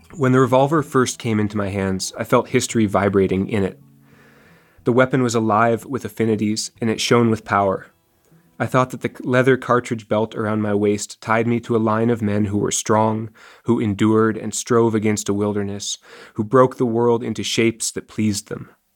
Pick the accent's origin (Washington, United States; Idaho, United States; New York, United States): Washington, United States; Seattle; moved away as an adult; I grew up in Seattle